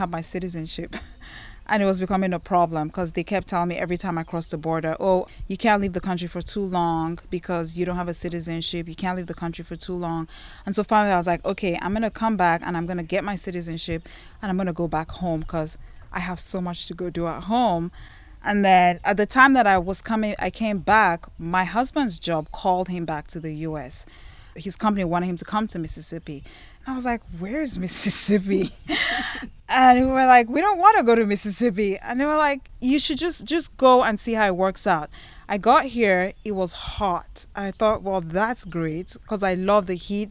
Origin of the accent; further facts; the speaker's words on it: Nigeria; also born or lived in northern Nigeria (part ancestry); now in Water Valley, United States; I'm originally from Nigeria